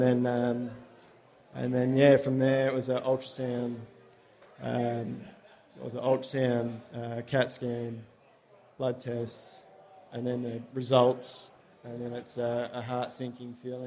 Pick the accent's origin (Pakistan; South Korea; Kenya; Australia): Australia; Mum and dad are still down there. My partner's mum and sister are down there, so it's just a easy place to live and grow up